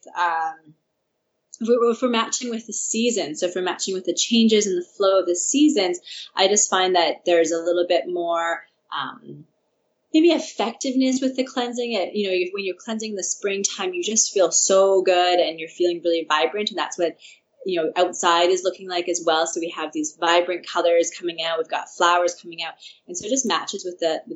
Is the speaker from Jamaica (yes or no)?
no; Saskatchewan, Canada; I'm from Saskatchewan, so I have, my dad's actually a farmer, and I have a lot of connection with farmers there